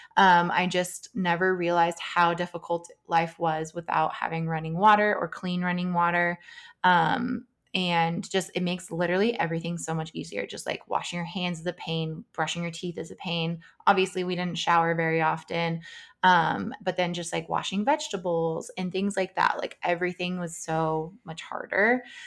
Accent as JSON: {"language": "English", "country": "United States", "said": "as an American"}